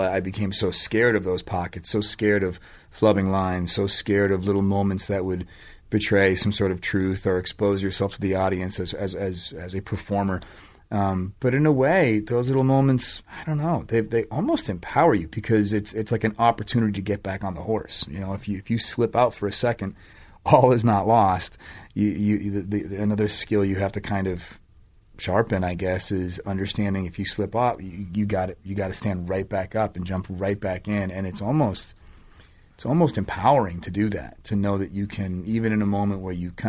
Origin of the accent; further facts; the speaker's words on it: Boston, Massachusetts, United States; I grew up in Boston